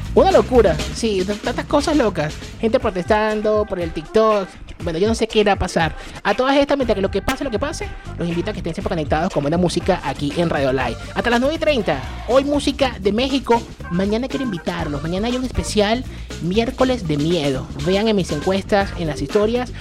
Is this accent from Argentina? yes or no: no; Venezuela; mi país, Venezuela